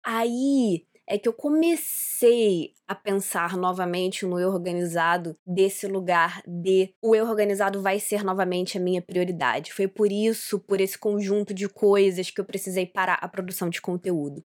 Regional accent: Rio de Janeiro, Brazil; also born or lived in Santa Catarina / Porto, Portugal; Eu não sou nascida no Rio de Janeiro, oficialmente eu nasci em Santa Catarina, mas eu tô aqui no Rio desde três dias de vida, então assim, eu sou carioca.

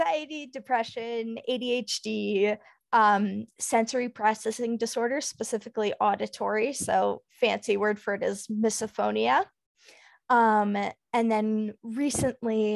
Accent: Dallas, Texas, United States; moved away; I grew up in Dallas

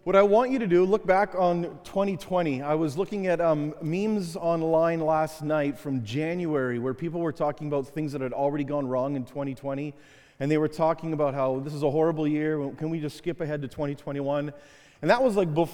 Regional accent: Canada; I'm from Canada

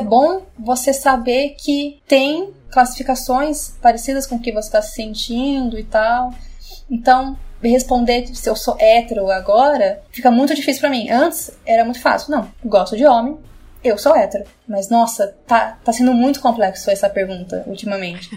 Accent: Curitiba, Paraná, Brazil; moved away as an adult; also born or lived in India / Italy / Netherlands; now in São Paulo, Brazil; Sou de Curitiba, naturalmente, mas agora estou em São Paulo

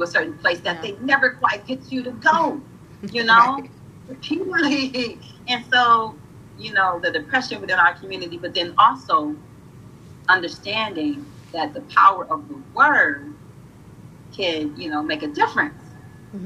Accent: Peoria, Illinois, United States; I was born in Peoria, Illinois. I was born in Peoria, Illinois, 3 hours from Chicago. But we were born in an apartment complex called Taft Homes.

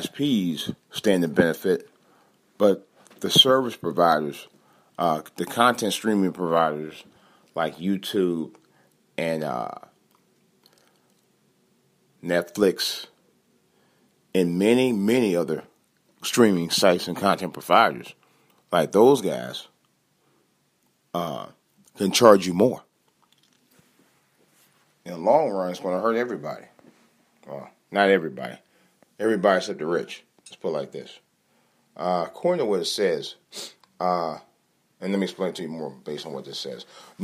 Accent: Ohio, United States; And I'll talk about that stupid bitch from my home state, Omarosa, and her firing.

